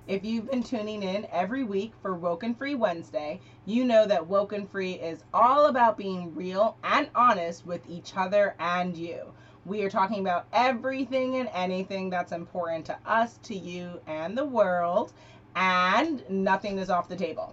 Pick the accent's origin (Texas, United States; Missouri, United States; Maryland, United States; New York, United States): New York, United States; New York City; born and raised in Manhattan